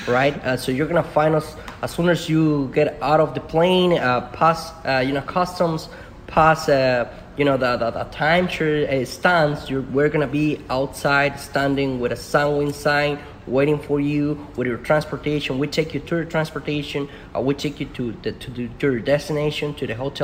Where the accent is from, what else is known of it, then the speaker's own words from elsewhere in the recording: Talpa de Allende, Jalisco, Mexico; English is a second language; moved away as an adult; also born or lived in Puerto Vallarta, Mexico; now in Mazatlán, Mexico; I'm from Talpa de Allende, a small town behind the mountain of the Sierra Madre, by the area of Puerto Vallarta.